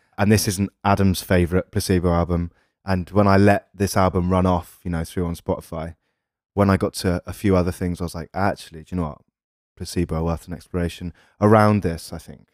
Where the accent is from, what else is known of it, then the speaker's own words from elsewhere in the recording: England, United Kingdom; We're English